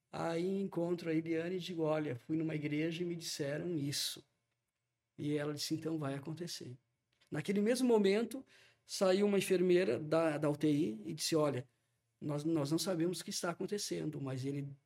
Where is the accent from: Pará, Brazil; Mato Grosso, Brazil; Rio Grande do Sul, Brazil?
Rio Grande do Sul, Brazil; Caxias do Sul; nós somos de Caxias do Sul.